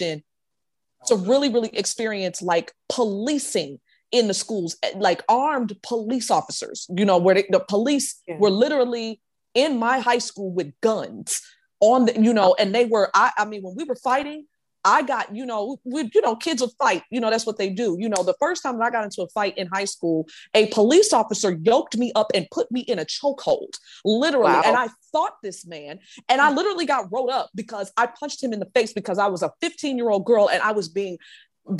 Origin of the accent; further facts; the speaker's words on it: Chicago, Illinois, United States; moved away as an adult; now in Cobb County, United States; I grew up in smack dab in Cook County, and Cook County in Chicago